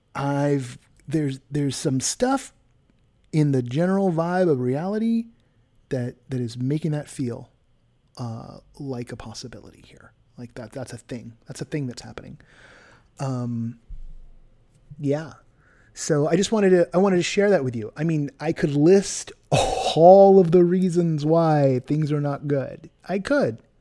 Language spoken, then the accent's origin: English; California, United States; moved away; my home state is on fire